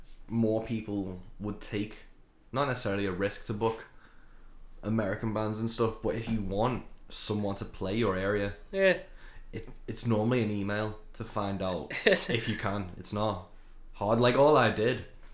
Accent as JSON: {"language": "English", "town": "Birkenhead", "region": "North West England", "country": "United Kingdom", "tie": "born or raised there"}